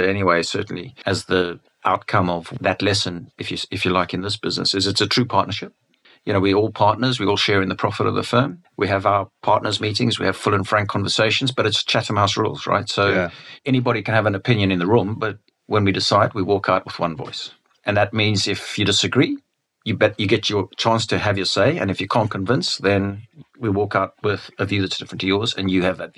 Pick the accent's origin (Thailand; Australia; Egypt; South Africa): South Africa; I'm a South African